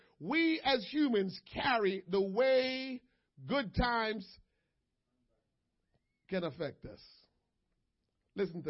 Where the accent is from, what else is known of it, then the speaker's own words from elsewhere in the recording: United States; as an American people